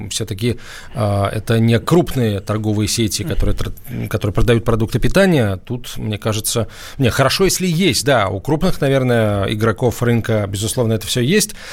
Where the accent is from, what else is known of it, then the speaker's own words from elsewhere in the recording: Saint Petersburg, Russia; Здравствуйте, я из Санкт-Петербурга.